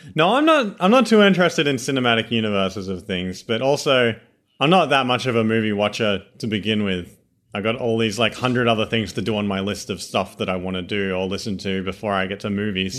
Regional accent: Australia; accent: Australian; This is genuine Australians. We're not just gonna drop this accent at any moment

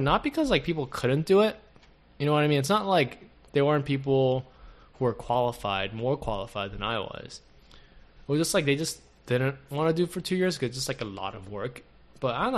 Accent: South Korea; now in United States; the closest male figure that I had when I was growing up in Korea. And even when like I would visit him from the states

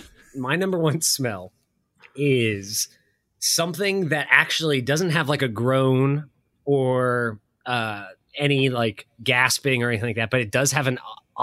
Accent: Ohio, United States; We're from Ohio

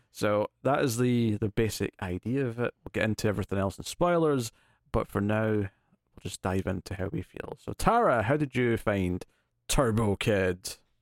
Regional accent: Scotland, United Kingdom; as a Scottish person who's next to England

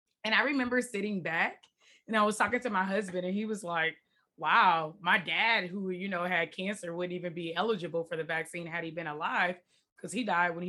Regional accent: Detroit, Michigan, United States; moved away as an adult; also born or lived in Washington, D.C.; now in California, United States; I grew up in Detroit, born and raised

